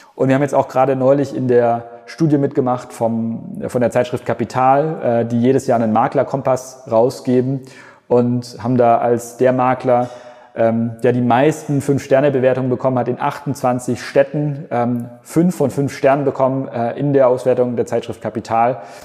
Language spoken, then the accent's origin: German; Germany